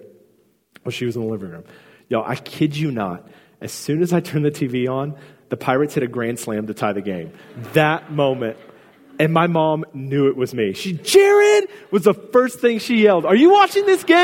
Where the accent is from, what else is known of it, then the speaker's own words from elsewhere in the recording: Houston, Texas, United States; I grew up in Houston, and I'm a huge Houston Astros fan.